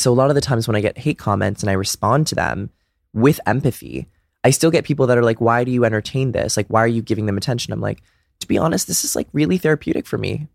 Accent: Brookline, Massachusetts, United States; also born or lived in Dedham, Massachusetts; I'm from a little town outside of Boston called Brookline

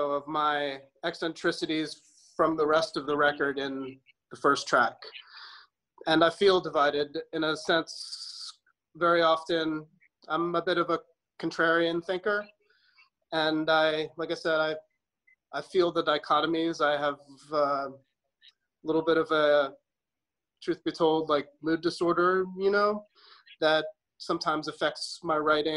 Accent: New York, United States; I was born in New York

